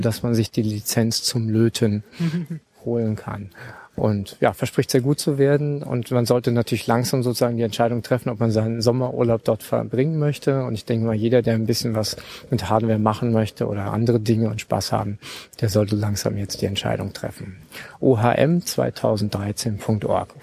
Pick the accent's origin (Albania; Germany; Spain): Germany; Berlin; ich bin Berliner